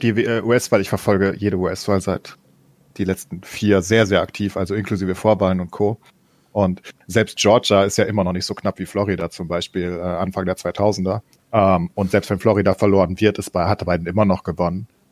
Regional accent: Germany; wir als Deutsche

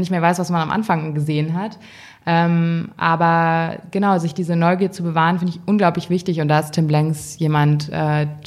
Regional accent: Hamburg, Germany; Also ich finde, Berlin ist schon eine sehr freie Stadt und ich komme ja aus Hamburg, ähm, wo man schon mal ein bisschen komisch angeguckt wird

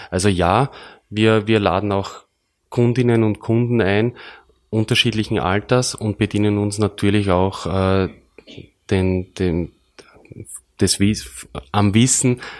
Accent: Burgenland, Austria; worauf wir als Burgenländer, wir sind …, besonders unterstreichen äh, möchten

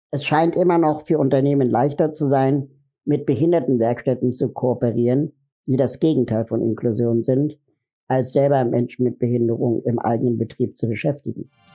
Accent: Berlin, Germany; Ich komme aus Berlin

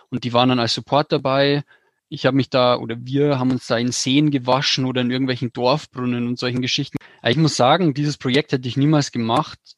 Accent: Bavaria, Germany; Also ich komme aus dem Bayerischen Wald

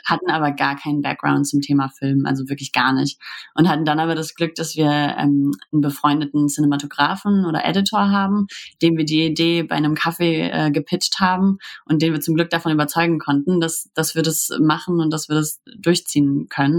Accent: Hamburg, Germany; wir kommen ja aus Hamburg

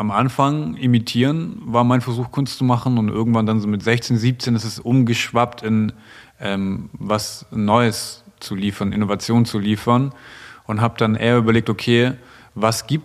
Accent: Stuttgart, Baden-Württemberg, Germany; Und gerade in Stuttgart, wo ich, wo ich herkomme, da ist ja schon der optimale Weg, den so die Gesellschaft von dir möchte

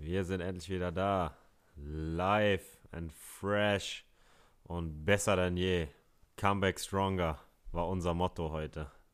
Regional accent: Hamburg, Germany; ich bin ein Hamburger Jung

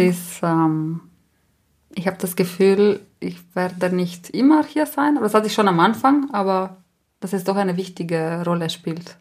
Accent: La Val, Trentino-Alto Adige, Italy; first language Ladin; German is a second language; das ist dieses Dorf, wo ich aufgewachsen bin

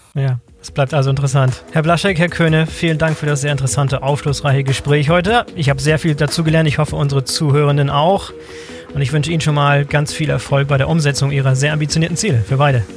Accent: Bremerhaven, Bremen, Germany; Sie sind auch gebürtiger Bremerhavener, so wie ich. Das heißt, unsere Geburtsstadt Bremerhaven

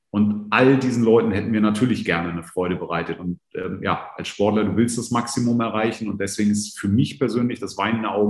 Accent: Northern Germany, Germany; born there; Habe auch ein paar Jahre in Süddeutschland verbracht, also zwar als gebürtiges Nordlicht

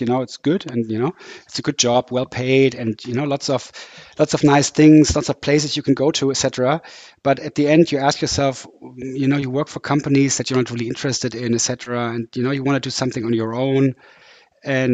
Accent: Düsseldorf, North Rhine-Westphalia, Germany; moved away as an adult; also born or lived in Sweden; now in Hamburg, Germany; I'm from Düsseldorf, which is in the west of Germany. Came to Hamburg about 21 years ago when I came here to study engineering.

